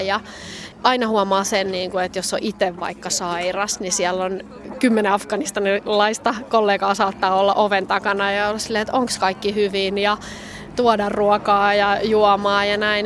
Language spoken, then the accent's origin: Finnish; Finland; moved away as an adult; also born or lived in Bethlehem; now in Kabul, Afghanistan; mulle Suomi on tosi tärkeä, se on mun kotimaa